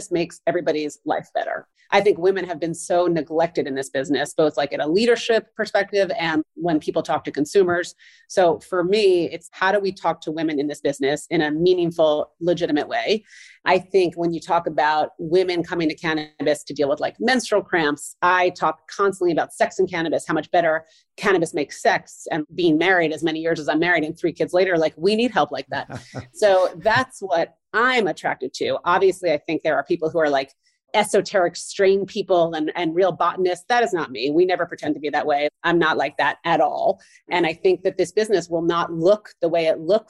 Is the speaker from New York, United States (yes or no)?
yes; New York, United States; I'm a New Yorker